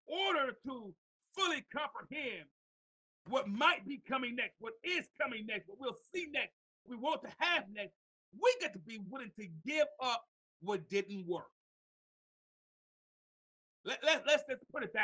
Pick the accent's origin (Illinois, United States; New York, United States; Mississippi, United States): New York, United States; Mount Vernon; also born or lived in Tuscaloosa, Alabama; I came from Mount Vernon, New York, to visit my grandmother in Tuscaloosa, Alabama